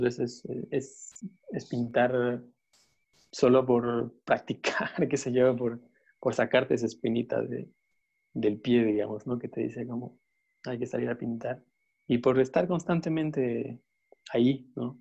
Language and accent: Spanish; Bolivia; siendo como sudamericanos y más bolivianos